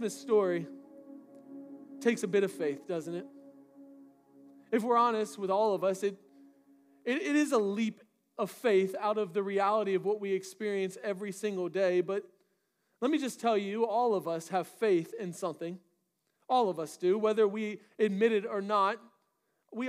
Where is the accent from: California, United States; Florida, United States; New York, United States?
Florida, United States; moved away; I grew up in Florida